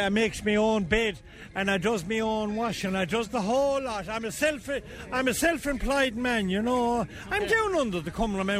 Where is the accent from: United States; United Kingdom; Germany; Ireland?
Ireland; Waterford, Munster; I'm here from Waterford. Did you ever hear tell of a place called Waterford?